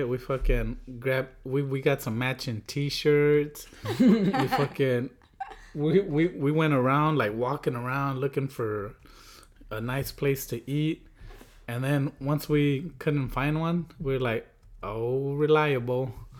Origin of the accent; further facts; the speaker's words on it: Durango, Mexico; I'm like, hi, I'm from Mexico. I know he overheard, but... But like he told her and she was like okay, like